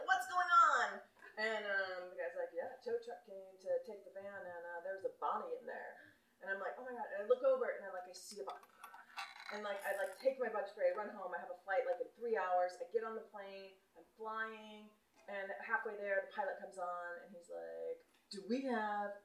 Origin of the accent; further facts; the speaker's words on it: United States; also born or lived in Michigan; now in San Francisco, United States; I grew up outside of Yellowstone Park